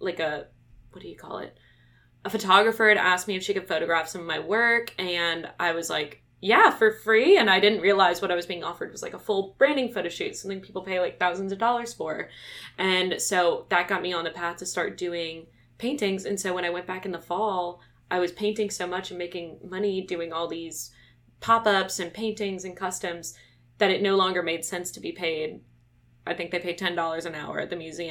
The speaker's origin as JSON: {"language": "English", "town": "Baton Rouge", "region": "Louisiana", "country": "United States", "said": "I'm from Baton Rouge, Louisiana. I went to St. Joseph's. I went to LSU"}